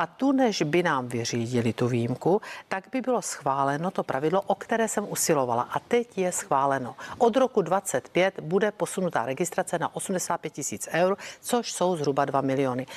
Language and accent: Czech; South Moravian Region, Czechia; u nás na Jižní Moravě